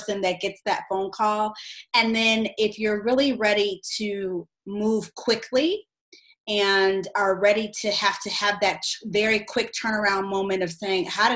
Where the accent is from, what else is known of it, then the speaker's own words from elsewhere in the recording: United States; also born or lived in Australia; living abroad as an American